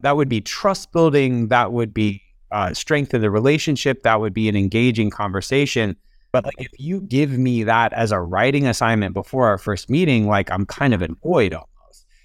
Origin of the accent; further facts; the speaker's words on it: Alabama, United States; also born or lived in Atlanta; I'm from Alabama.